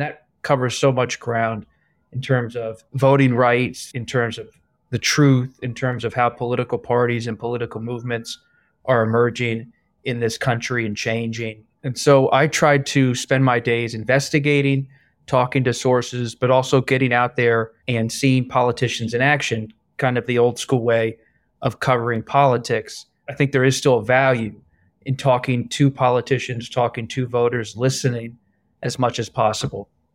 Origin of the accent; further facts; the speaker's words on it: Bucks County, suburban Philadelphia, Pennsylvania, United States; also born or lived in England; my own childhood growing up in Bucks County, Pennsylvania, in suburban Philadelphia